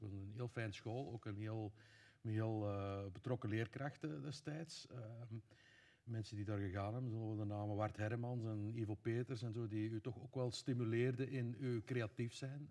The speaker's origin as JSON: {"language": "Dutch", "town": "Laakdal", "region": "Flanders", "country": "Belgium", "tie": "born or raised there", "also_born_or_lived": "Veerle", "lives_now": "Tessenderlo, Belgium", "said": "ik ben oorspronkelijk van Grootvorst, wat dan de buurgemeente is"}